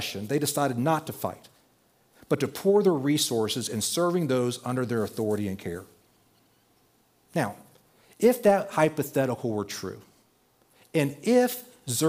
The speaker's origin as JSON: {"language": "English", "region": "Texas", "country": "United States", "tie": "born or raised there", "said": "I was growing up in Texas"}